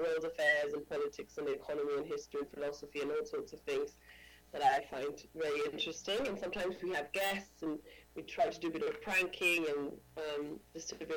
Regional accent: Uruguay; moved away as an adult; now in London, United Kingdom; I'm from Uruguay, South America. So I worked as a singer from the age of, 14.

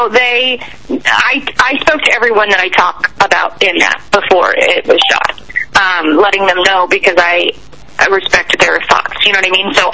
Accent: Canada; now in United States; Yeah, I am Canadian. I still have a green card, um, but I'm allowed to be in America.

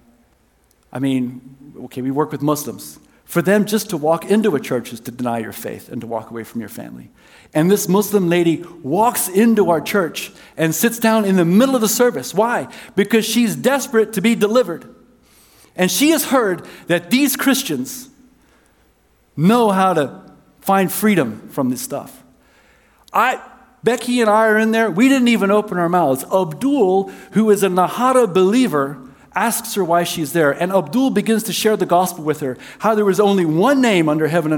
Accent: South Africa; moved away; I was raised in South Africa

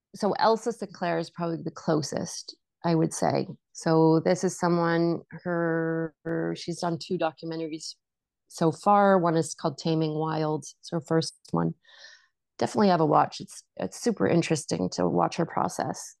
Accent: Vancouver, British Columbia, Canada; I grew up in Vancouver

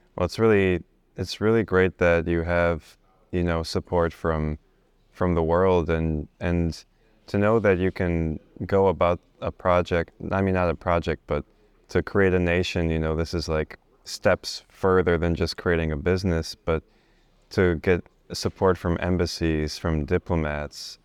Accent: United States; also born or lived in Bosnia; my family is from Bosnia and I, you know, I've, I was raised in America, but the reason we left is, uh, we left as refugees because of the Civil War

